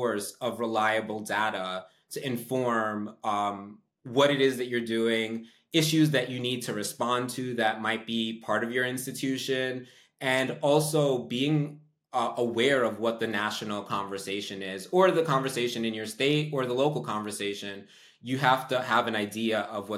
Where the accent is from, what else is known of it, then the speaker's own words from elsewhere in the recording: New York, United States; I'm from New York